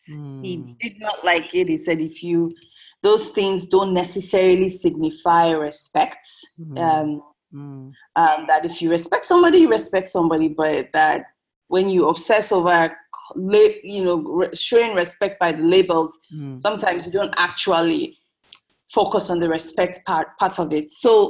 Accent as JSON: {"language": "English", "region": "Lagos", "country": "Nigeria", "tie": "born or raised there", "also_born_or_lived": "United States / Kaduna / Abia State", "said": "first we spent few years in Kaduna, then we grew up, really grew up in Lagos. Our childhood was, in my opinion, pretty sheltered. I used to tell people, yes, I grew up in Lagos"}